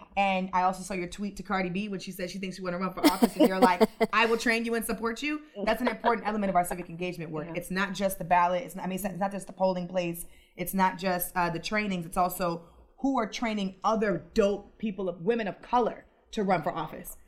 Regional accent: Los Angeles, California, United States; also born or lived in DMV area (Washington, D.C. metropolitan area); now in Washington, D.C. area, United States; I'm originally from Los Angeles, California. I live here in the DMV area

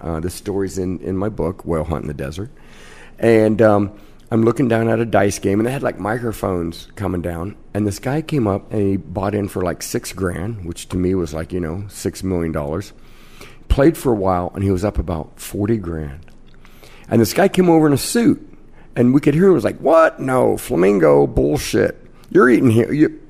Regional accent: Salina, Kansas, United States; moved away as an adult; also born or lived in Moundridge, Kansas; now in Las Vegas, United States; Actually born in Mound Ridge, 700, then grew up in Salina, about 40,000, yeah.

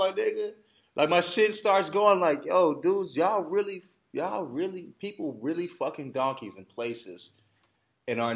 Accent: United States; I'm American

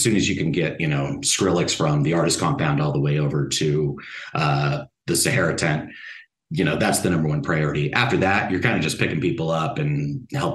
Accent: Colorado, United States; born and raised in Colorado, grew up about 15 minutes away from Red Rocks

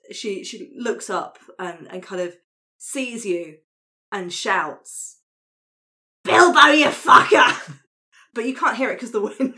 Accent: East of England, United Kingdom; I mean, I grew up in Suffolk. So this is what I'm picturing, this kind of like rural coastal area

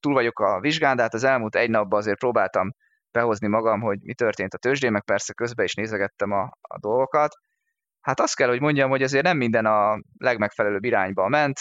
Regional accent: Hungary

